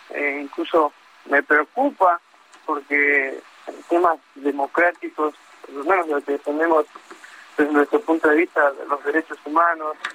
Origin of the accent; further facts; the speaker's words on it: Mexico; yo me preocuparía mucho incluso como mexicano.